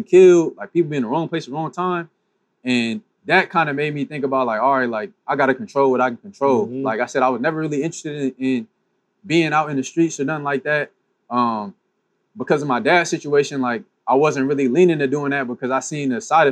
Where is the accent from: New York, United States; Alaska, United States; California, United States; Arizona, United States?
California, United States; Pasadena; also born or lived in Michigan; born and raised in Pasadena